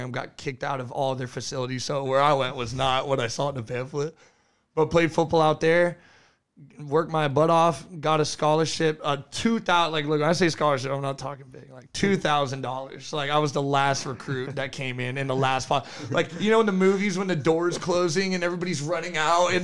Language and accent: English; California, United States; also born or lived in Fort Myers, Florida; I'm from California. I'm 23 years old. I was born in Fort Myers, lived in California most of my life. Went to high school out in California.